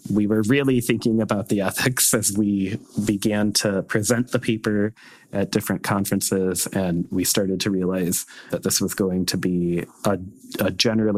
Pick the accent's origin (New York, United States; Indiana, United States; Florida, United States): Indiana, United States; Northern; I was raised here in Northern Indiana in a very conservative family and a very religious family